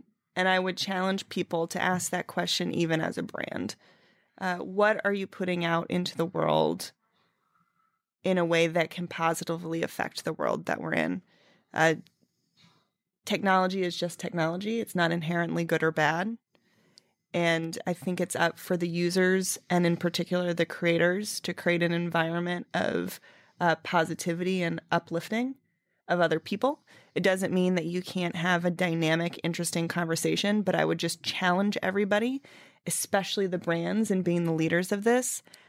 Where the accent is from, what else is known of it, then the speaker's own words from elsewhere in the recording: Dallas, Texas, United States; born there; also born or lived in Rhode Island / Minnesota / Fort Worth, Texas; now in New York, United States; Born in Dallas, Texas. Moved to Rhode Island. Then moved to Minnesota. Back to Texas, Fort Worth, Texas for college. And then moved to New York for a job.